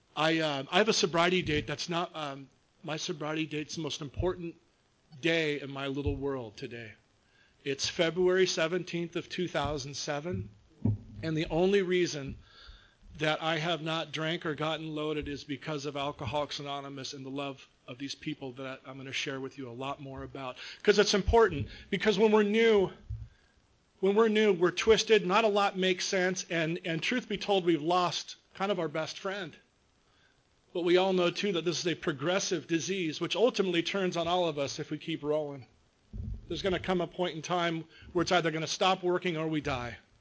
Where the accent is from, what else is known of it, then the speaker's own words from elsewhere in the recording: Long Beach, California, United States; I was uh, born and raised in Long Beach